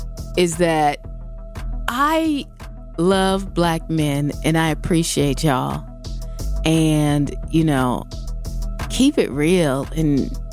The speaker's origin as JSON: {"language": "English", "town": "Seattle", "region": "Washington", "country": "United States", "moved": "yes", "said": "I'm from the West Coast"}